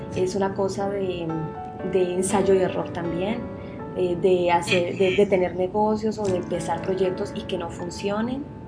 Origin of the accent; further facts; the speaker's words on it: Sevilla, Valle del Cauca, Colombia; moved away as an adult; also born or lived in Spain / Santiago de Compostela; now in Barcelona, Spain; soy sevillana de, un pueblo en Colombia que queda al norte del Valle del Cauca.